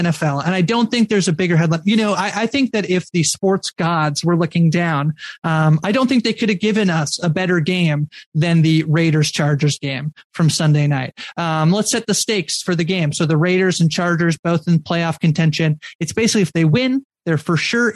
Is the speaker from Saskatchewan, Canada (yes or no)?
no; near Toronto, Ontario, Canada; I am from near the Toronto area, about 2.5 hours, 2-ish hours outside of Toronto.